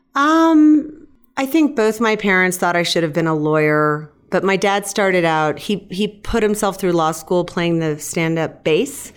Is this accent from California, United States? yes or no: yes; Fresno, California, United States; I'm from Fresno. Mark and I went to the same high school